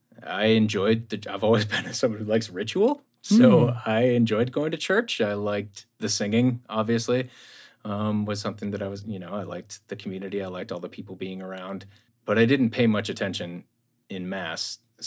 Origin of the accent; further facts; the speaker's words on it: Connecticut, United States; born there; also born or lived in Ohio; Yeah, and I was born on the East Coast, too. I was born in Connecticut, so.